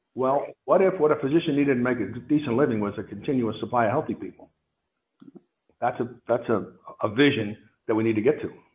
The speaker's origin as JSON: {"language": "English", "region": "suburban Pennsylvania", "country": "United States", "tie": "born or raised there", "also_born_or_lived": "Princeton, New Jersey", "said": "I was raised in suburban Pennsylvania"}